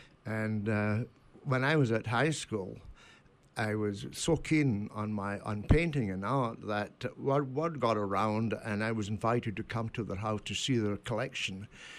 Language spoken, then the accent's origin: English; Scotland, United Kingdom; now in Brooklin, United States; When I look west from my hometown, I see the island of Arran and Ailsa Craig.